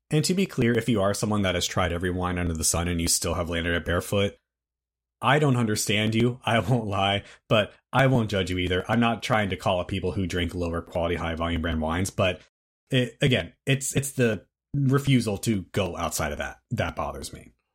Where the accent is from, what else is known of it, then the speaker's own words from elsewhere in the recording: United States; speaking as an American